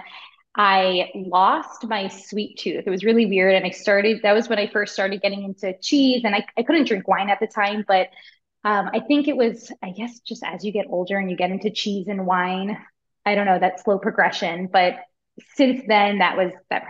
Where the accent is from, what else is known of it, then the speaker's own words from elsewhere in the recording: Long Island, New York, United States; I'm from Long Island